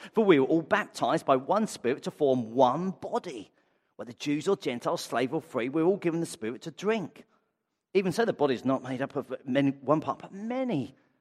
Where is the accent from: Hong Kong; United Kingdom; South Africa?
United Kingdom; I'm white British